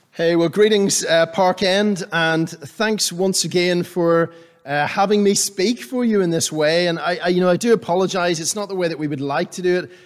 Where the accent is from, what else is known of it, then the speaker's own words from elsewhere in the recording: Northern Ireland, United Kingdom; growing up in Northern Ireland, I was used to the cold and the damp and the wet of summer